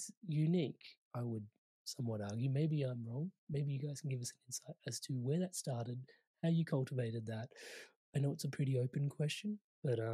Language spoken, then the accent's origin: English; India; I am Indian